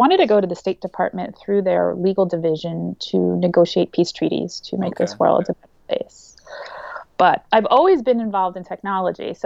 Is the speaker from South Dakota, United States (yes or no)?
no; Jersey Shore, New Jersey, United States; I grew up on the Jersey Shore